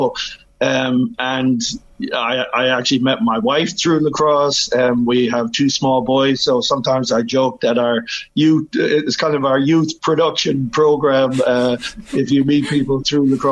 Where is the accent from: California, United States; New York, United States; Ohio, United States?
New York, United States; moved away as an adult; also born or lived in Limerick, Ireland; now in Ireland; I grew up in New York